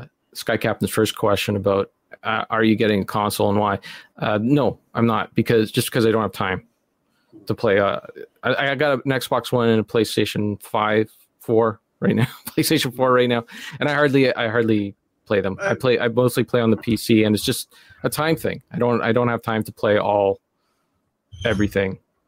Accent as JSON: {"language": "English", "country": "Canada", "said": "Well, I'm not American, so"}